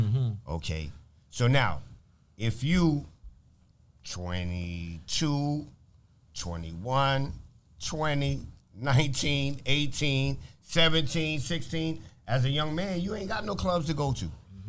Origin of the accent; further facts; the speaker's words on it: New York City, New York, United States; also born or lived in Manhattan, New York / Brooklyn, New York; I was born in Manhattan. Okay. I spent the first 10 years of my life in Brooklyn. Then I moved to the Bronx